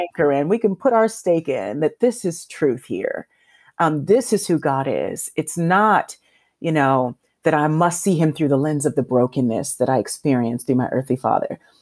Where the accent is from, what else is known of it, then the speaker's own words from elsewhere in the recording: Los Angeles, California, United States; I was raised in South Central Los Angeles